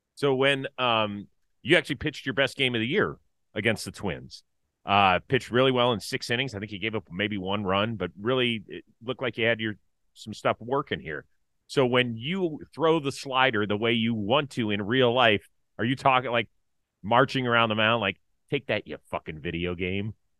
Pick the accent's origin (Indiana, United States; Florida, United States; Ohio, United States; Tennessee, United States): Ohio, United States; Cleveland; I'm from Cleveland.